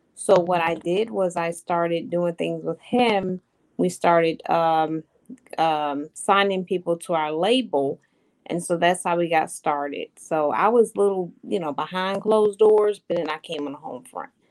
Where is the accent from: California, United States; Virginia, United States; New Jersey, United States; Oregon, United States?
Virginia, United States; Hampton; I'm from Hampton, Virginia. I've been here all my life, 43 long years of my life